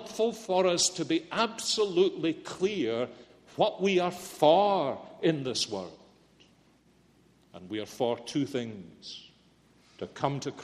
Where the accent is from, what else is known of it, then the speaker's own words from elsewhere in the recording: Scotland, United Kingdom; moved away as an adult; also born or lived in Philadelphia, United States; I'm Scottish